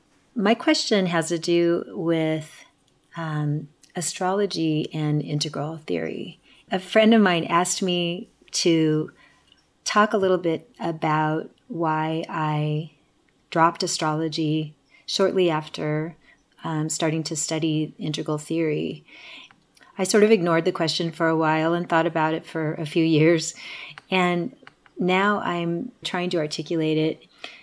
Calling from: Asheville, North Carolina, United States; I'm calling from Asheville, North Carolina.

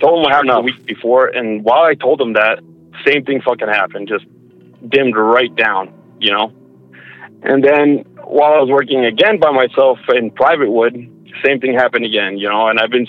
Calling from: Alberta, Canada; from Alberta.

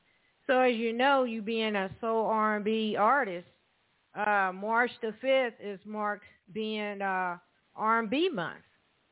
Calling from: Evansville, Indiana, United States; I'm calling from Evansville, Indiana.

